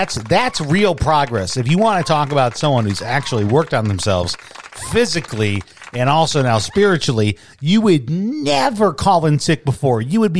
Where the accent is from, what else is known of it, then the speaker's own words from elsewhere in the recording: Midwest, United States; now in Tucson, United States; we live here in the Southwest. We're from the Midwest.